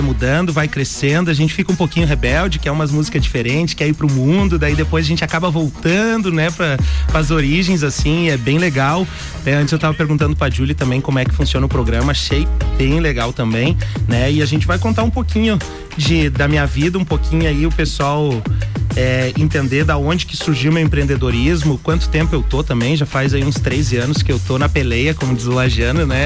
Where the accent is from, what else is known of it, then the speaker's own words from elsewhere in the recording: Lages, Santa Catarina, Brazil; eu nasci em Lages